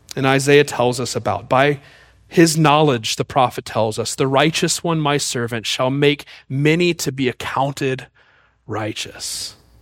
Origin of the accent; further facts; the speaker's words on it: Mississippi, United States; I was born in Mississippi